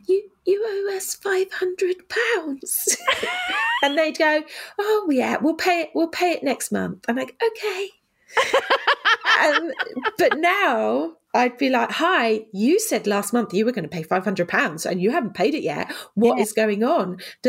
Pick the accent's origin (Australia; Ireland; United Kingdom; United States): United Kingdom; Oh, yeah. And we're so British as